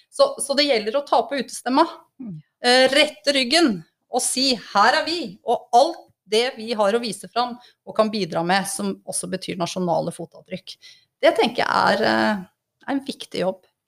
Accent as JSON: {"language": "Norwegian", "town": "Engerdal", "region": "Innlandet", "country": "Norway", "said": "Jeg, jeg kommer fra Engerdalen, ei lita, lita bygd oppe i Hedmark eller Innlandet."}